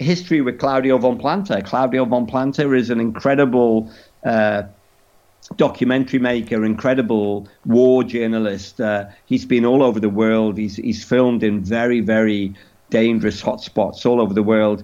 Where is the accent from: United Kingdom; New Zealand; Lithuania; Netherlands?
United Kingdom; England; we're from England